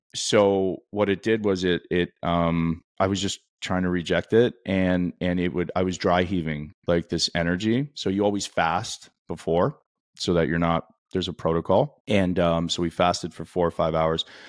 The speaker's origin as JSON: {"language": "English", "country": "Canada", "tie": "born or raised there", "said": "I grew up in Canada"}